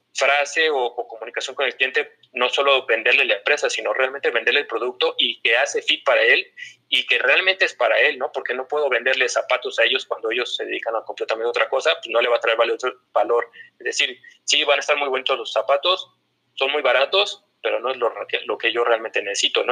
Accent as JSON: {"language": "Spanish", "region": "Mexico City", "country": "Mexico", "also_born_or_lived": "Torreón, Coahuila", "said": "soy de la Gran Tenoch, soy, soy bastante chilango"}